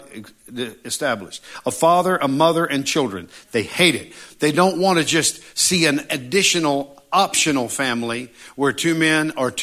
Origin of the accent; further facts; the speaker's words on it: United States; I was born in America